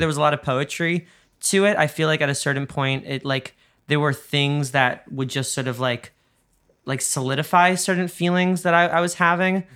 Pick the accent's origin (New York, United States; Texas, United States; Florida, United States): New York, United States; we're both New Yorkers